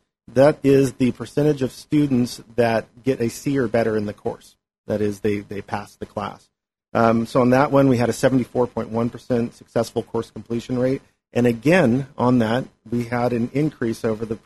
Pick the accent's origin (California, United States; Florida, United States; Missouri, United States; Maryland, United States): California, United States; Angwin; also born or lived in St. Helena; I've grown up here in the Valley. I'm from St. Helena, Angwin, really